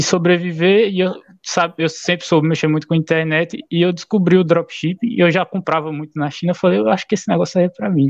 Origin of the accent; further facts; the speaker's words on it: Alagoas, Brazil; sou de Alagoas